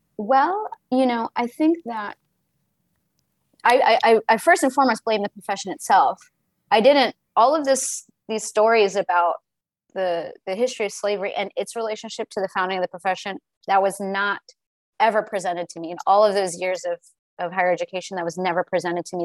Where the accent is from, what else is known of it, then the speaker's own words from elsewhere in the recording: the South, United States; being born and raised in the South myself